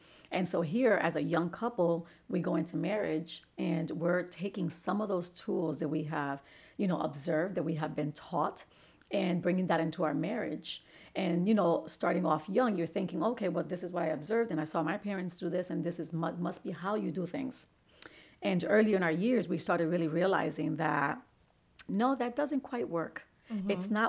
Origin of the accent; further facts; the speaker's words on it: Bridgeport, Connecticut, United States; I was raised in Father Panic Village. So we were, you know, both coming from low socioeconomic backgrounds.